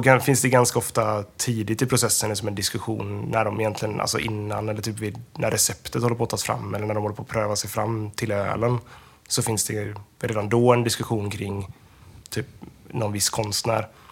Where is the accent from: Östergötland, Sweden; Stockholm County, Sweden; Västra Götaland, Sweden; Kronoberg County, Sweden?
Västra Götaland, Sweden; jag är från Lillhättan